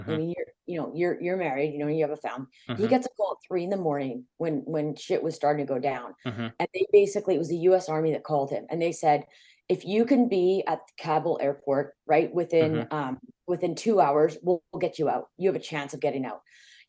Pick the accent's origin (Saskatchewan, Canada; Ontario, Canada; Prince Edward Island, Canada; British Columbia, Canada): British Columbia, Canada; Vancouver; born there; I'm proud Canadian. I was born in Vancouver, but I have, you know, lived all over the world.